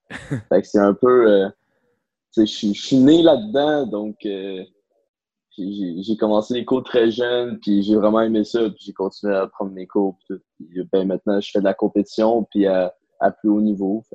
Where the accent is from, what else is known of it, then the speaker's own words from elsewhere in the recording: Blainville, Quebec, Canada; Je viens de Blainville